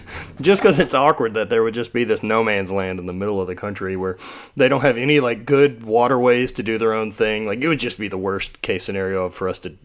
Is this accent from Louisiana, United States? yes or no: yes; Louisiana, United States; that's why me and Donnie Schenkel have the same accent. We're both from Louisiana.